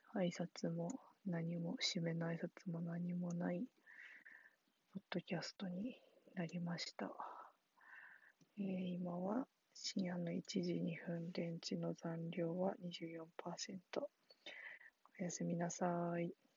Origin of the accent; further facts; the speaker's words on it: Sendai, Miyagi, Japan; now in Tokyo, Japan; 自分のふるさとが仙台で、よかったな。